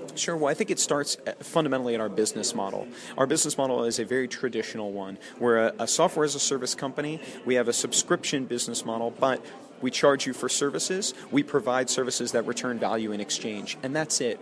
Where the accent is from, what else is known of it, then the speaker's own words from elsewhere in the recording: United States; moved away as an adult; also born or lived in Austin, Texas; now in London, United Kingdom; as an American moving to Europe